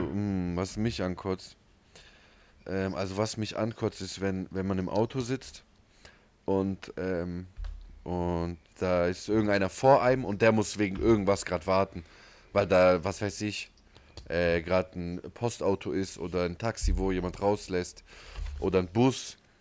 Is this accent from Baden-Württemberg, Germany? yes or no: yes; Ulm, Baden-Württemberg, Germany; Wir sind aus Ulm